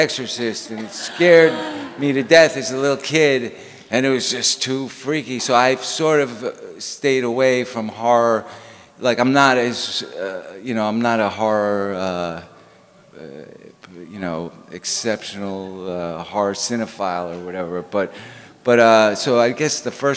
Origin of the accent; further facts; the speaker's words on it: New York City, New York, United States; I also grew up in the city in an apartment building